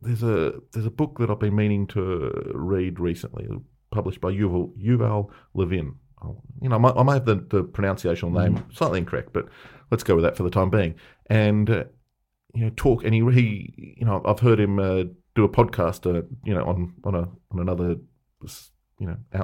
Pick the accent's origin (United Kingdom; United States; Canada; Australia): Australia; Melbourne, Victoria; the story, the myth that we heard growing up in Melbourne was that they were so hot.